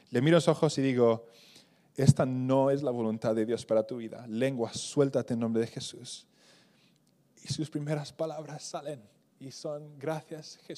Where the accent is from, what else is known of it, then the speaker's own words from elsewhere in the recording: Spain; Y para mí, digo, creciendo en España, digo, eso es una oración muy católica, ¿no?